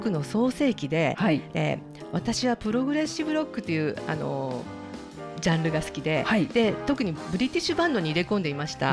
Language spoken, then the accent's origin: Japanese; Fuchu, Tokyo, Japan; 府中生まれの府中育ちバンバ生まれのバンバ育ちでガチガチの地元民